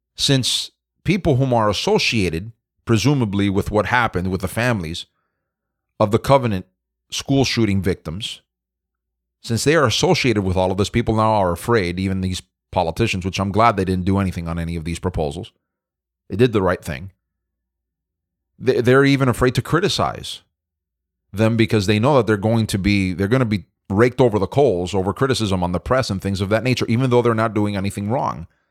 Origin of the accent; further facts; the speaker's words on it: Florida, United States; my home state of Florida